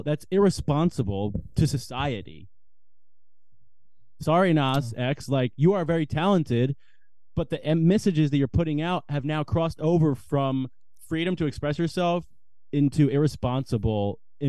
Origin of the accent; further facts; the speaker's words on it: United States; Like, I'm an American boy. I really am.